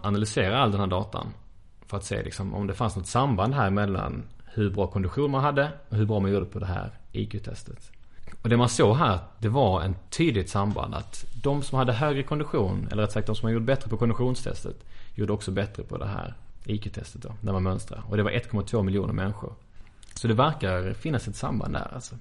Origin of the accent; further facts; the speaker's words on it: Sweden; som svenskar här